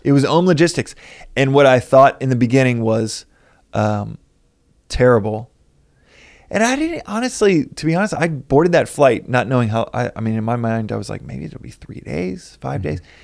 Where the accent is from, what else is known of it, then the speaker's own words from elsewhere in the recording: Texas, United States; we're both from Texas